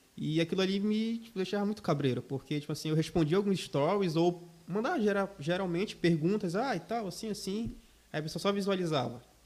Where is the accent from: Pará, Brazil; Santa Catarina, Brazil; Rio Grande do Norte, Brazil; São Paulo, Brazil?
Pará, Brazil; São Miguel do Guamá; now in Joinville, Brazil; São Miguel do Guamá, município de Belém do Pará.